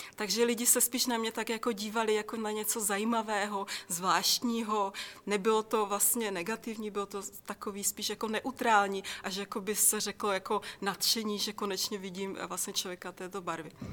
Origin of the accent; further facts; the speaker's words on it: Czechia; já jsem se narodila v České republice